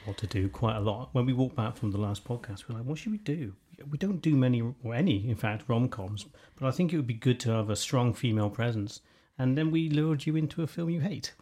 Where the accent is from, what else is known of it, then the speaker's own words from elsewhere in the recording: United Kingdom; we were just really confident about who we were as British people